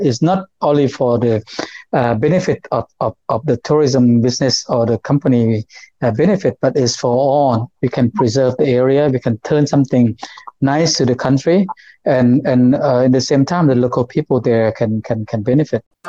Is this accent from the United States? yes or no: no; Houaphanh, Laos; I'm not from Vientiane. I'm originally was born in the place called uh, Huapan province. Uh, so it's the yes. northeast of Laos